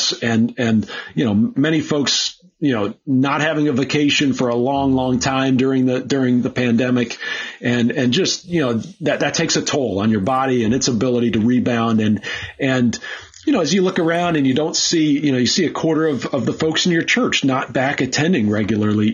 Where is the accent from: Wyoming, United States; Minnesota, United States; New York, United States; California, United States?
Minnesota, United States; moved away; also born or lived in Pennsylvania; when I moved away from Minnesota